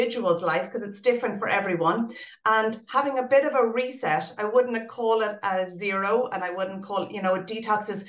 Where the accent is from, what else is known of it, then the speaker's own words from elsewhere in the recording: Ireland; we're an Irish society